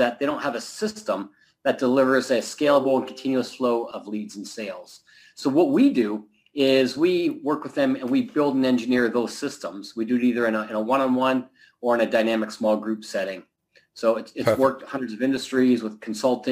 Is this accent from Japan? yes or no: no; Canada; now in Southern California, United States; I'm originally from Canada, but I live in Southern California now